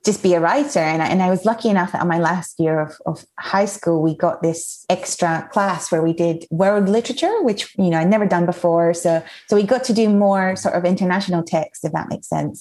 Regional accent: Mallorca, Balearic Islands, Spain; moved away as an adult; also born or lived in Edinburgh, Scotland; I was born and grew up in Spain, but my mom is Scottish, so I was very lucky that I grew up in a bilingual household

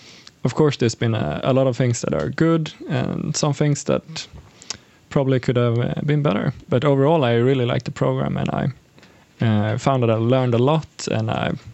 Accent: Järna, Stockholm County, Sweden; moved away as an adult; now in Örebro, Sweden; I'm from like a small rural town called Järna.

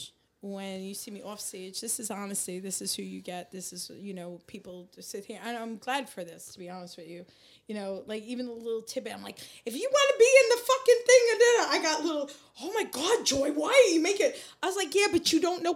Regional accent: Seaford, New York, United States; also born or lived in Queens, New York; now in New Jersey, United States; I grew up in Seaford. My informative years. That's Long Island.

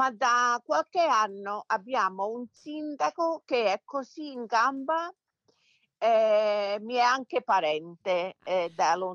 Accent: Detroit, Michigan, United States; born there; come dicevo, sono nata qui a Detroit. Mio padre venne dall'Italia nel 49.

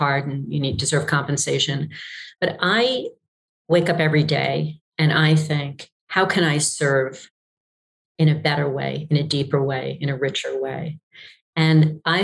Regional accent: New York, United States; I grew up in New York

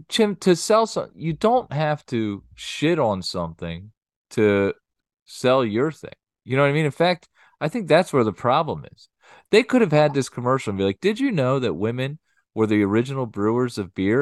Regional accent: Lansdale, Pennsylvania, United States; I'm from Lansdale

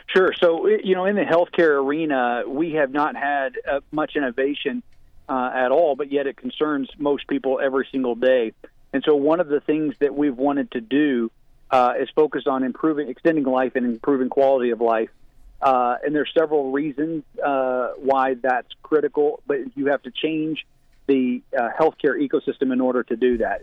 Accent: West Virginia, United States; also born or lived in Florida / Kentucky; I grew up in West Virginia.

